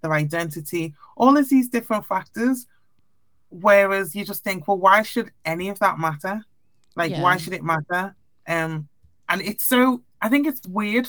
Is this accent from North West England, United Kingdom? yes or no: yes; Liverpool, North West England, United Kingdom; I obviously had black friends, white friends growing up in Liverpool